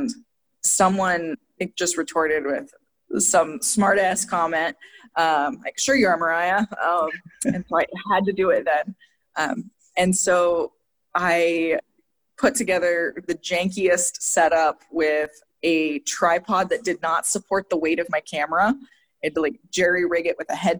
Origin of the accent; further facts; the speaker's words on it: Northwest Montana, United States; moved away; I'm Blackfeet from Northwest Montana, grew up both on and off the reservation